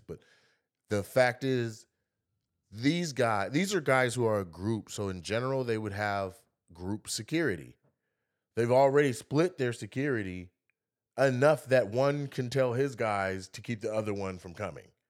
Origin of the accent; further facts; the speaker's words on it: Lacey, Washington, United States; I'm from Lacey, Washington, and I've seen where you know, ninety percent of the school is white kids